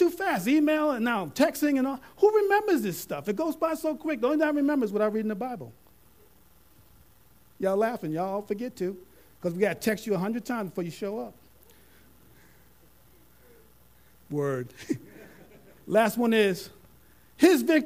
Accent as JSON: {"language": "English", "region": "New York", "country": "United States", "said": "I'm a New Yorker at heart"}